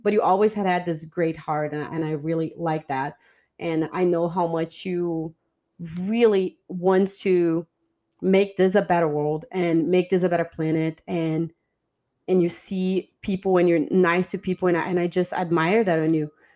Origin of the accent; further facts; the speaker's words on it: Brazil; English is a second language; moved away as an adult; also born or lived in Rostock, Germany / Stuttgart, Germany / Karlsruhe, Germany; now in Atlanta, United States; I moved from Brazil to Germany, in Germany, I live in different